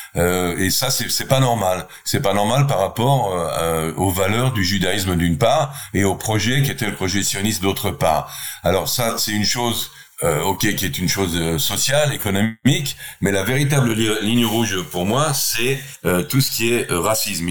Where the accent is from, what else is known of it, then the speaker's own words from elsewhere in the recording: Israel; je suis israélien, je viens d'Israël